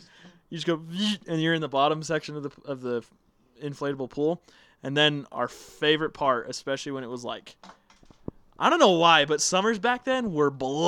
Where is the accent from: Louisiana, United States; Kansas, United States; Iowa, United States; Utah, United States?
Utah, United States; Draper; I grew up in Draper.